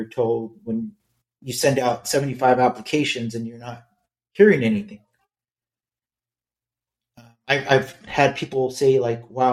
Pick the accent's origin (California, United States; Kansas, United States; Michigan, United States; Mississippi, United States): California, United States; Los Angeles; moved away; also born or lived in Irvine; growing up in East Los Angeles, I was never Mexican enough